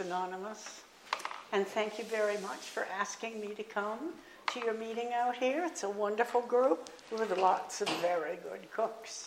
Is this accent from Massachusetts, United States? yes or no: yes; Boston, Massachusetts, United States; moved away; also born or lived in Avondale; I'm from Boston